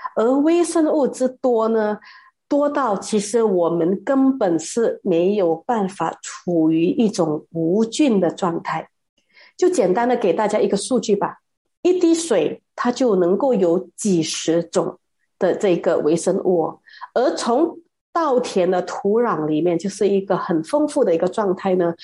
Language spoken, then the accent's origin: Chinese; Malaysia; 而我们马来西亚人呢，是这两年才养成那种戴口罩跟群力洗手的习惯的